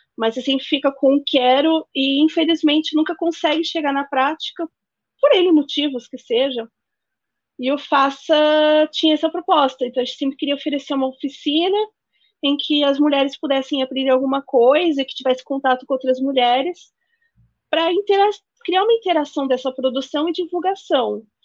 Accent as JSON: {"language": "Portuguese", "region": "Northeast Region", "country": "Brazil", "said": "a gente é do Nordeste"}